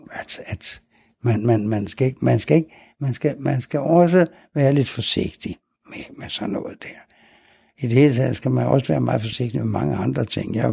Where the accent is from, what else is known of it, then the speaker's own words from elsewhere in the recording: Nærum, Capital Region of Denmark, Denmark; Jeg så op ude i Nærum, nord for København. For der var, ja, øh, vi flyttede ud. Min far havde bygget sig et lille hus derude. Så der skulle vi bo.